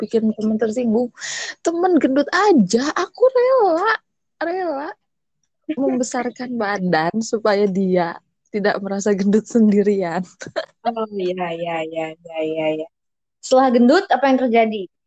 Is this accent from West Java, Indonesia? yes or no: yes; West Java, Indonesia; saya itu Sunda banget